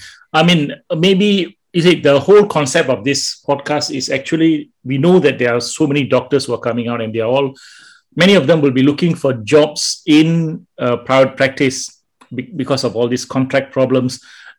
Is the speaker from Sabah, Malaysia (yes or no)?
no; Johor, Malaysia; I'm from Johor. I did all my training in Sultan Aminah